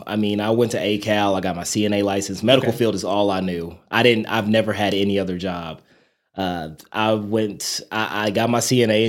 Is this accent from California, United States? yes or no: no; Amarillo, Texas, United States; Like, people ask me, where are you from? I'm like, Amarillo, Texas. And they're like, where the heck is that at? And I'm like, it's like in the top of Texas.